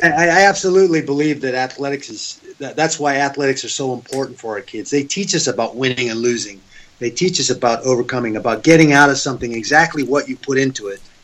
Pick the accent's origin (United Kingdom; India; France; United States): United States; Seattle, Washington; also born or lived in Oregon; now in Las Vegas, United States; I grew up in Seattle